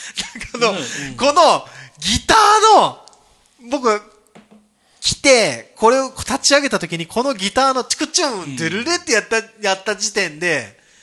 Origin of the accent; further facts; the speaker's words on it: Kagoshima, Japan; also born or lived in Tokyo; now in Toyooka, Japan; 僕は東京から鹿児島の地元に帰った